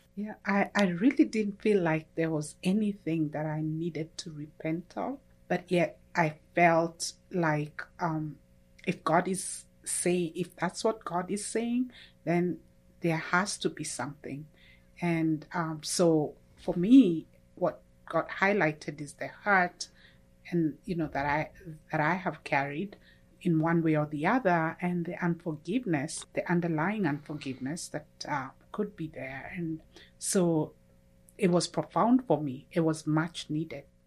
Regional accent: Kenya; moved away as an adult; now in United States; I'm originally from Kenya, uh, which is in E-, East Africa. I grew up there

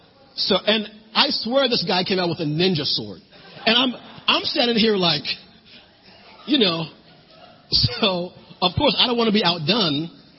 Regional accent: New Jersey, United States; moved away; And that was when I moved down here from New Jersey. So here I am, a city boy, used to snow and blizzards

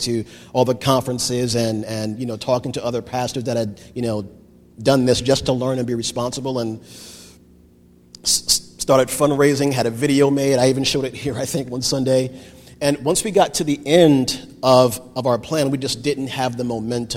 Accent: New Jersey, United States; moved away; I had always wanted to go back to New Jersey. That was home for me. All my family is there. All my friends are there

